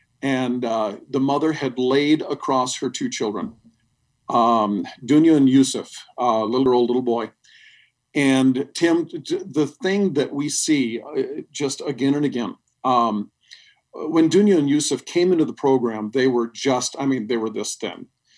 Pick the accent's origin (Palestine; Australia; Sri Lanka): Sri Lanka; When I was a little boy, my parents were missionaries in Sri Lanka. And when I was raised in Sri Lanka, we had death squads come to the house.